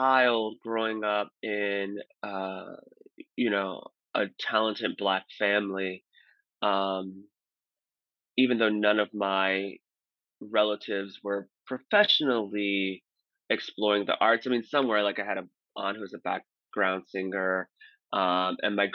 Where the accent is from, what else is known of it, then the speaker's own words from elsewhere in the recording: St. Louis, Missouri, United States; I'm originally from St. Louis, Missouri